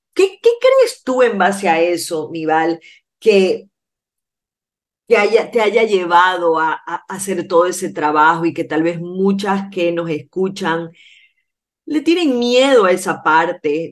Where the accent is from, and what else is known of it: Ecuador